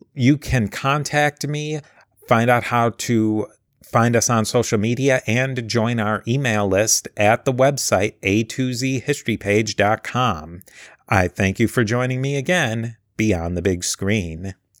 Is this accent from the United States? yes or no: yes; United States; a American who's grown up basically with Benjamin Franklin my whole life